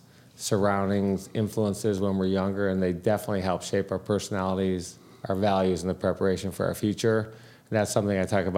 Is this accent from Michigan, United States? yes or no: yes; Detroit, Michigan, United States; Detroit, Michigan.